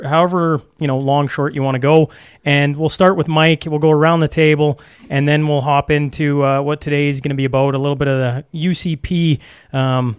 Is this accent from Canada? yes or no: yes; Saskatchewan, Canada; moved away; also born or lived in Alberta; I was born and raised in Saskatchewan